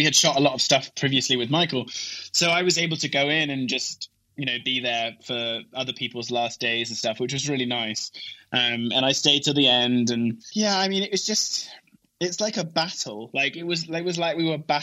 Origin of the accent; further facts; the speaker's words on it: England, United Kingdom; moved away; my wife is Swedish and I'm English